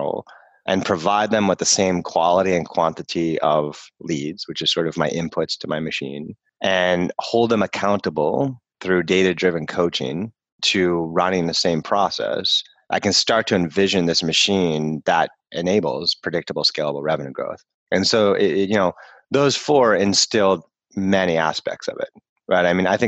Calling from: Boston, Massachusetts, United States; I'm in Boston.

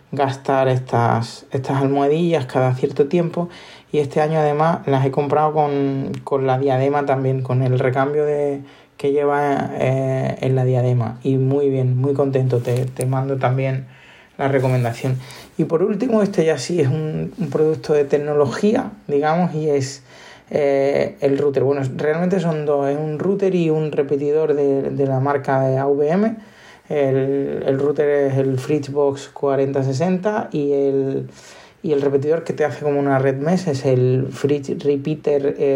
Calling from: Málaga, Andalusia, Spain; Eh, soy … de Málaga.

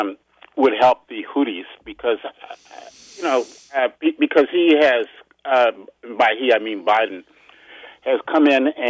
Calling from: Upper Marlboro, Maryland, United States; from Upper Marlboro.

